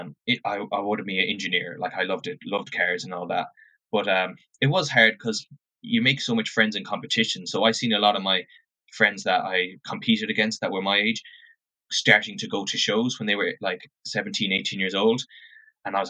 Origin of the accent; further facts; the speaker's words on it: Oranmore, Connacht, Ireland; moved away as an adult; So I grew up in Oranmore, Mary Oranmore. So about half hour from Galway City. That's where I grew up and went to school in Oranmore.